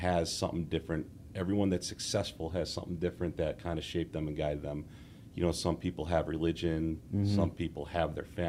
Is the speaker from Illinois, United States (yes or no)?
yes; Wheaton, Illinois, United States; now in Lombard, United States; I am from the area. I'm from Wheaton. My parents still live in the house I grew up at, and I live in Lombard now, about 10 minutes away from them.